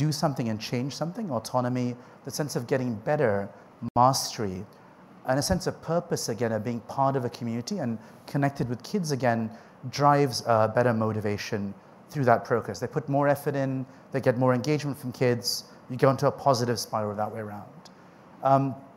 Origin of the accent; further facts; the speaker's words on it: India; being Indian